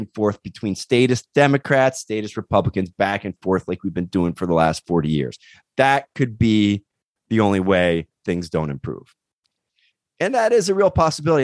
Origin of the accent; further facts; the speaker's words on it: California, United States; My family, we're from California